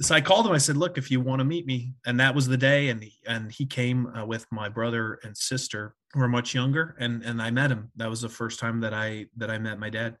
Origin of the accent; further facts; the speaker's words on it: Susquehanna, Pennsylvania, United States; moved away; also born or lived in Mexico; I grew up in Northeastern Pennsylvania in a town of about 1,100 people. … I moved from Mexico. My father was a Mexican citizen who went to high school, college, and worked in the United States